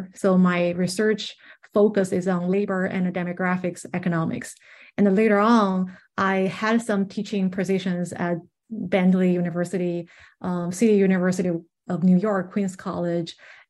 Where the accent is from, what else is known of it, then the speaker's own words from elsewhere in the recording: China; moved away as an adult; now in Boston, United States; No, I grew up in China.